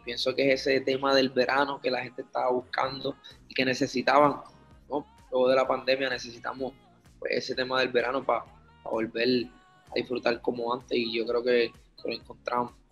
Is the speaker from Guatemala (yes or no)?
no; Puerto Rico; Obviamente yo nací en Puerto Rico y me crié en Puerto Rico con mi familia